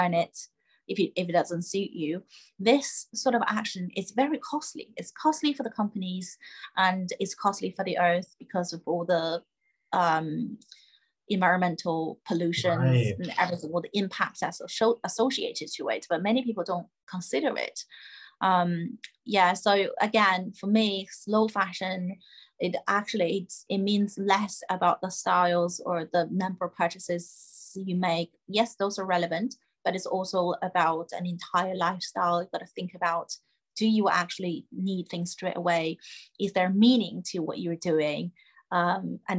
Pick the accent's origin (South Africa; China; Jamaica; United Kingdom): China; I grew up in China